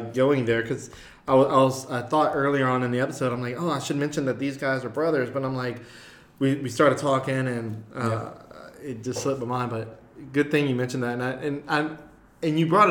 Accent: Turkey Creek, United States; moved away; where I'm from, where I was raised in Turkey Creek.

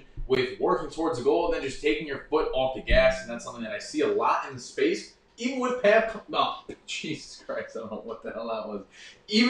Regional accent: New York, United States; I grew up in New York

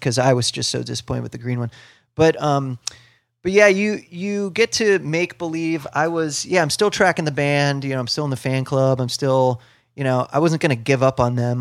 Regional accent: Ohio, United States; where I grew up in Ohio, I was close to Cleveland

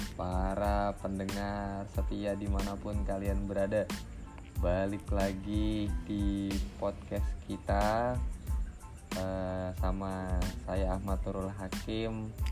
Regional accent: Bekasi, West Java, Indonesia; also born or lived in Cirebon; Gua tuh orang Bekasi sebenarnya.

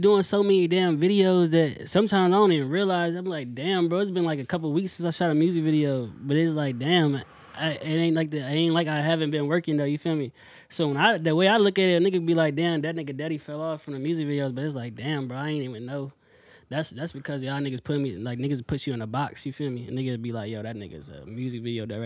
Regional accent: Newport News, Virginia, United States; also born or lived in Petersburg, Virginia; I was born in Petersburg. I moved here. I moved to the news when I was 4 years old

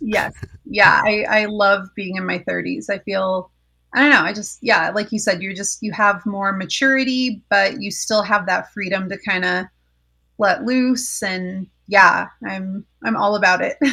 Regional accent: Colorado Springs, Colorado, United States; moved away as an adult; also born or lived in Orange County, California; I grew up in Colorado Springs

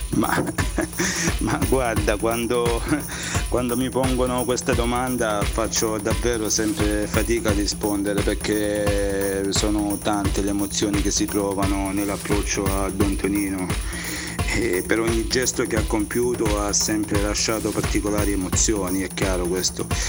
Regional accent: Melissano, Apulia, Italy; il mio paese Melissano

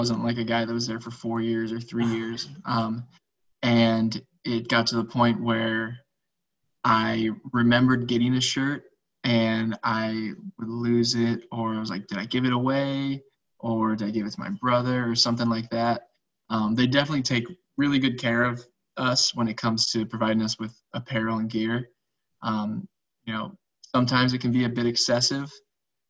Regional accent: West Coast, United States; moved away as an adult; also born or lived in Southeastern United States; I grew up on the West Coast, and you know, I went to college on the East Coast in the Southeast

